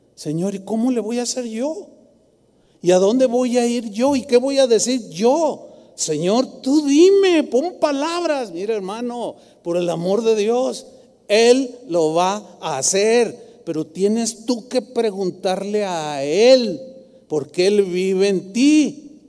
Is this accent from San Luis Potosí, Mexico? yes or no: yes; San Luis Potosí, Mexico; now in Guadalajara, Mexico; me voy a San Luis Potosí